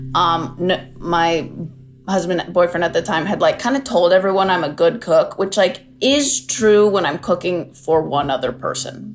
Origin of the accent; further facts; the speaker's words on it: San Diego, California, United States; I'm from San Diego.